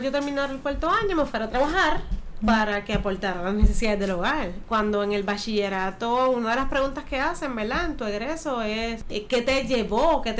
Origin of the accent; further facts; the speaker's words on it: Maunabo, Puerto Rico; yo soy nacida y criada en el barrio Talante de Maunabo. Se le llamaba Los Cascos porque indicaban que era muy alto. Vengo de un contexto sumamente religioso, eh, rígido